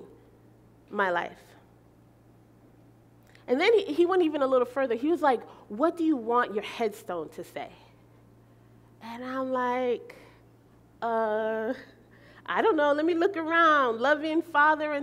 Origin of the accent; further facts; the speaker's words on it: Belize; moved away; I'm from Belize